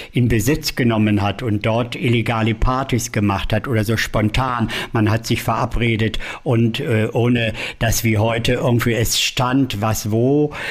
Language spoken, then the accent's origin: German; Hanover, Lower Saxony, Germany; ja gut, ich komme aus Hannover, aber da war ja auch nicht viel los zu der Zeit